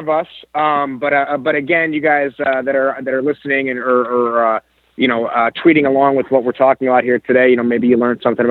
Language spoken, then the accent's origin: English; Indiana, United States; now in Ohio, United States; I live in Ohio now. But I'm not from Ohio, just the state over Indiana